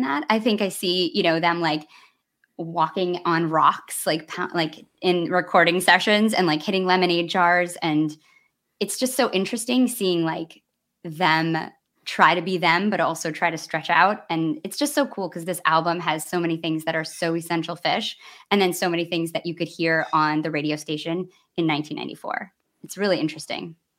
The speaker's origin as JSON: {"language": "English", "region": "Midwest", "country": "United States", "said": "as a Midwesterner"}